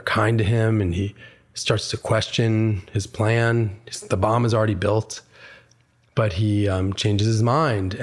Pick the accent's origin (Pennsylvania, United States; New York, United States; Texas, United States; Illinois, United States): New York, United States; Schenectady; So I was born in Schenectady, New York. And when I was a boy growing up there, I faced anti-Semitism.